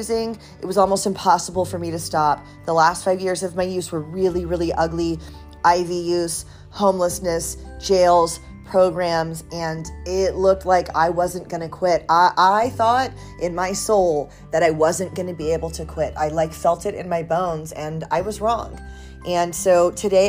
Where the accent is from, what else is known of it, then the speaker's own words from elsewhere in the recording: Peachtree City, Georgia, United States; moved away as an adult; now in San Diego, United States; So I'm from Peachtree City, actually. I'm from Georgia. I'm in San Diego now, and I've been out there for like 20 years.